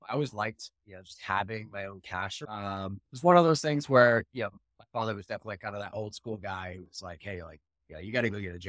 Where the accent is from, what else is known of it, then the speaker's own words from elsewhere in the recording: Danville, North Carolina, United States; also born or lived in Northern Virginia; I didn't move around a ton, but I was originally from Danville, North Carolina.